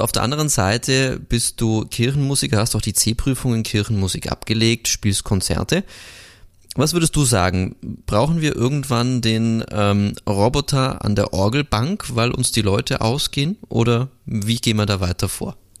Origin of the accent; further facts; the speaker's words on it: Augsburg, Bavaria, Germany; now in Linz, Austria; heute zurück in meine Heimat geht. Ich komme ja aus Augsburg, wohne jetzt zwar in Linz